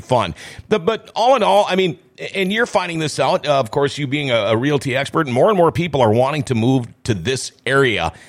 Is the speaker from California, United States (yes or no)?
no; Thief River Falls, Minnesota, United States; now in Grand Forks, United States; I'm from Thief River Falls. But, and I got out and I ended up coming back